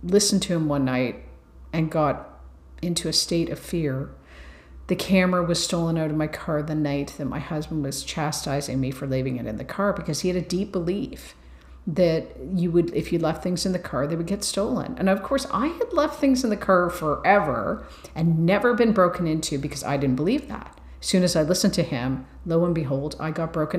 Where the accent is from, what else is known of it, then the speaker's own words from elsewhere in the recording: Ireland; I'm Irish